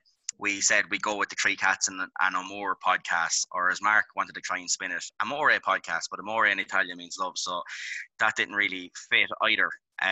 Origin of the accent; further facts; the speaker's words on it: Leinster, Ireland; I'm from Laois, formerly known as the Queen's County, but now very much known as the Amour County.